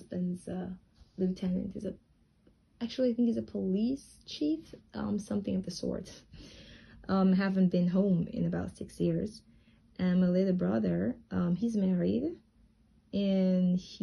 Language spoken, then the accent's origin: English; Jamaica; moved away as an adult; now in Tianjin, China; while I was growing up in Jamaica